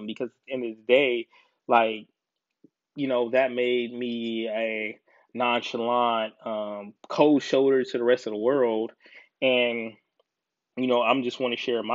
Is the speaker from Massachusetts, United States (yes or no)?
no; Decatur, Georgia, United States; now in Columbus, United States; I'm originally from ATL, I'm originally from Decatur